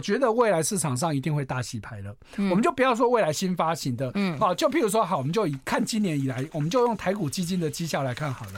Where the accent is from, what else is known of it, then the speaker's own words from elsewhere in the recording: Taiwan; 我们台湾人口就两千多万